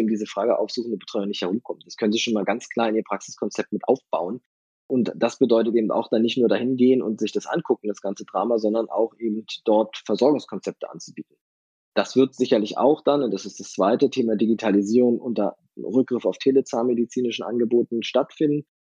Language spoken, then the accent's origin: German; Northern Germany, Germany; also born or lived in Kiel; now in Berlin, Germany; bin ich aber wirklich eindeutig Küste. Ich komme ja aus dem Norden